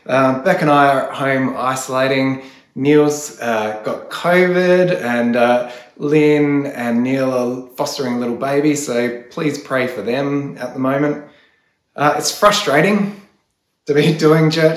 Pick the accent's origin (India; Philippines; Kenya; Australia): Australia; As Australian Christians